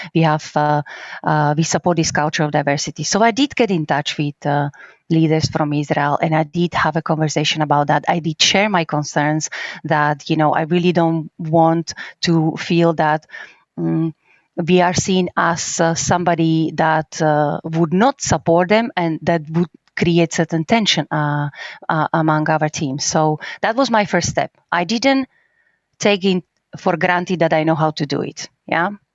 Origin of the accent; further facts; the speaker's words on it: Slovakia; English is a second language; now in Krakow, Poland; I'm from Slovakia. I actually was born very close to Polish border.